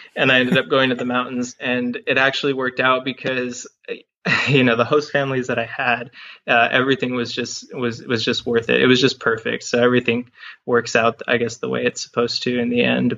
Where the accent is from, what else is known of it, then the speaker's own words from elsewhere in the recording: Harlingen, Texas, United States; moved away as an adult; also born or lived in Evanston, Illinois / Austin, Texas; my hometown is Harlingen, and uh, that's in the lower valley of Texas. I grew up there